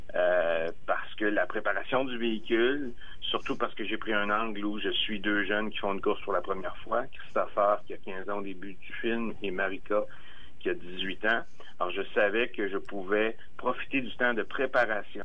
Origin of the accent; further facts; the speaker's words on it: Armagh, Quebec, Canada; Arma, mon village natal